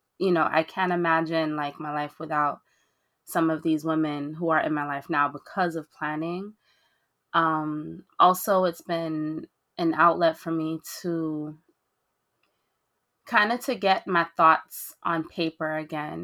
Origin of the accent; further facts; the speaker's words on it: Belgium; also born or lived in Haiti (ancestry); now in New York City, United States; originally I was born in Belgium to Haitian immigrants